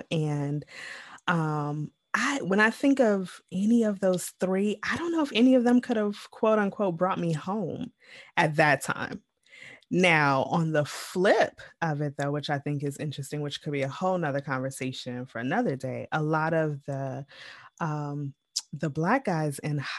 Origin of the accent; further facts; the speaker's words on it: Midwest, United States; growing up in the Midwest suburbs